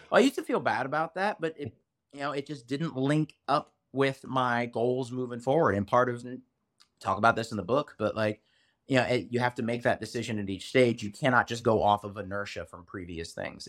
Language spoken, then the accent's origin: English; United States; as an American